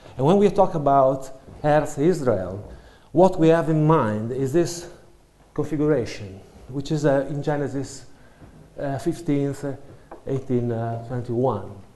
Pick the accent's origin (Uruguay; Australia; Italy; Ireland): Italy; moved away as an adult; now in United Kingdom; I come from Italy